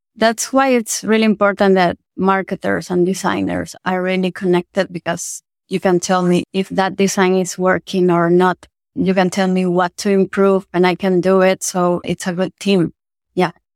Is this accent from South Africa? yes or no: no; Venezuela; moved away as an adult; also born or lived in Argentina; I'm from Venezuela. It's my home country